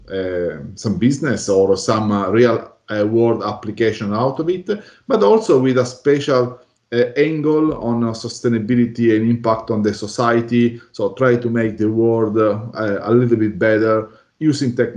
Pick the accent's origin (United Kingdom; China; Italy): Italy; now in Melbourne, Australia; I'm based in Melbourne, Australia, although I'm originally from Italy.